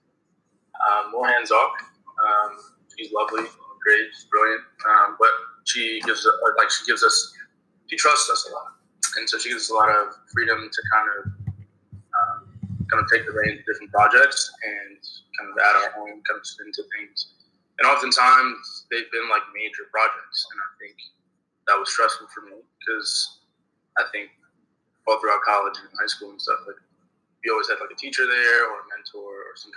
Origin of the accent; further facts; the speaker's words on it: New York, United States; I'm from New York originally